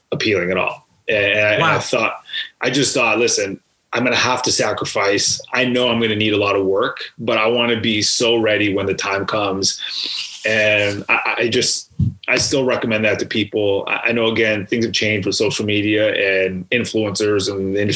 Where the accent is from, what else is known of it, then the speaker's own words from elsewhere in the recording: Canada; As a Canadian growing up and watching Hockey Night in Canada